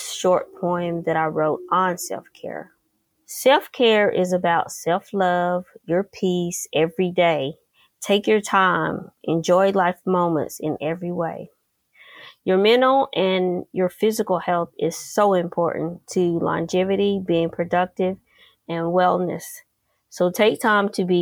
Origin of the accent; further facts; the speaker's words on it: Tennessee, United States; moved away; I'm originally from Tennessee